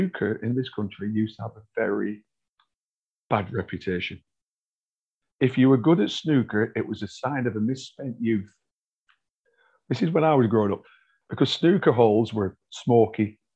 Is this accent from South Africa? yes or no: no; North West England, United Kingdom; I'm from the Northwest. I live in the Northwest. I know the Northwest.